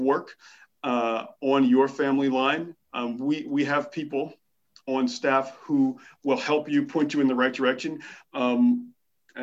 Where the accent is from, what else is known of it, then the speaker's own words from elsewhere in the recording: Philadelphia, Pennsylvania, United States; moved away as an adult; also born or lived in New York City; now in Saint John, Canada; my hometown of Philadelphia